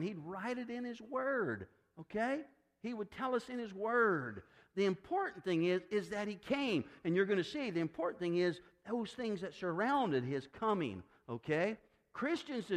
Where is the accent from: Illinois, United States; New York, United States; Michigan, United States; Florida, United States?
Illinois, United States; Decatur; I grew up in Decatur, Illinois